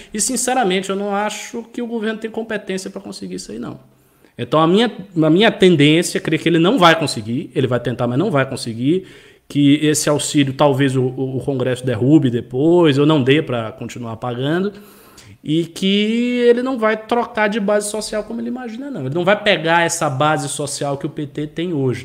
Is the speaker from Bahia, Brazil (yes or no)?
yes; Bahia, Brazil; da minha região, eu sou da Bahia